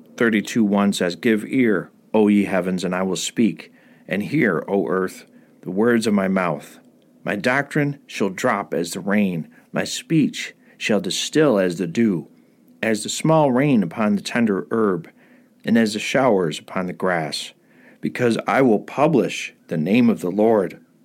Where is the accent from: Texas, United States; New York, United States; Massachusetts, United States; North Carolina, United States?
New York, United States; Rome; my hometown of Rome, New York.